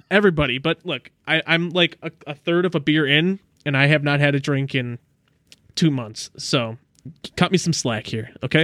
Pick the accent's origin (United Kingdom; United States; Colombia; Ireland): United States; Southeast Wisconsin; my hometown of, oh, I don't wanna dox myself. Uh, it was in Southeast Wisconsin